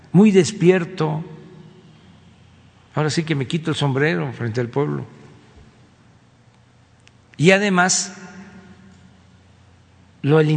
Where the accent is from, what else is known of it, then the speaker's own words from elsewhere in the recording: Mexico; somos todos mexicanos